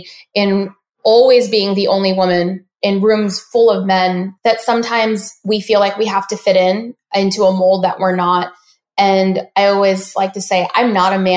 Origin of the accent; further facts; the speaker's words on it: Dallas, Texas, United States; we actually grew up in Dallas, Texas.